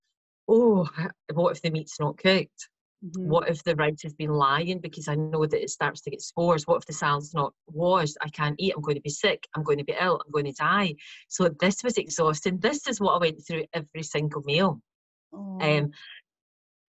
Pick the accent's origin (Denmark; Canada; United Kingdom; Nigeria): United Kingdom; Glasgow, Scotland; moved away as an adult; also born or lived in Bodrum, Turkey; I'm from Glasgow